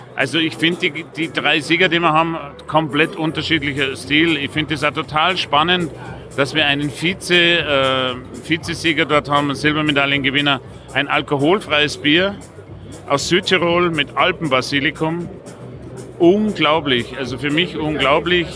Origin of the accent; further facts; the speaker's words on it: Passau, Bavaria, Germany; ich komme aus Passau